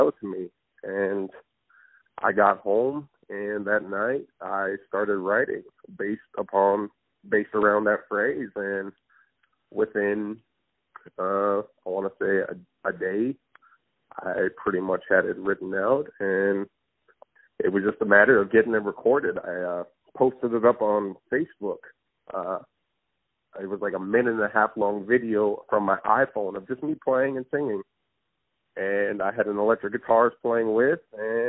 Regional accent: Turtle Mountain Reservation, North Dakota, United States; moved away as an adult; now in Crookston, United States; Originally I am from the Turtle Mountains. It is a small reservation, Native American reservation in North Dakota. I was born and raised in North Dakota

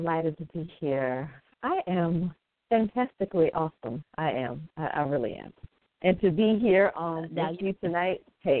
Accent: South Carolina, United States; also born or lived in Atlanta / Washington, D.C. / Philadelphia / St. Helena Island; I am born and raised in South Carolina. I left for a little while, moved to Atlanta. I lived in D.C. I lived in Philly, but I'm actually back home, South Carolina, and I'm living by the water. I'm on St. Helena Island.

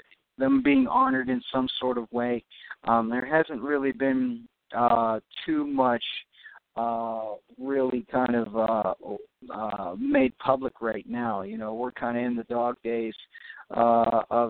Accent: Pennsylvania, United States; 20 minutes down the road from my hometown in Pennsylvania

